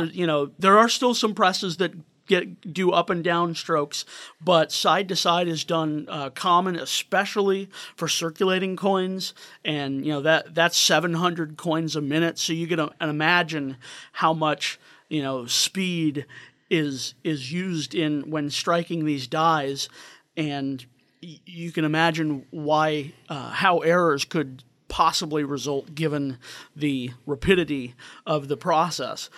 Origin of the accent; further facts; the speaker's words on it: St. Louis, Missouri, United States; I'm from St. Louis area